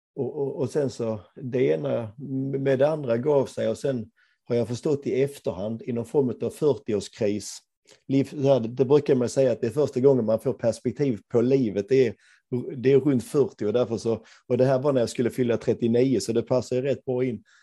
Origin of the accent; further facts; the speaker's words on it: Ängelholm, Skåne, Sweden; moved away as an adult; now in Gothenburg, Sweden; Jag är från Ängelholm, men, men, men har bott i Göteborg i över 30 år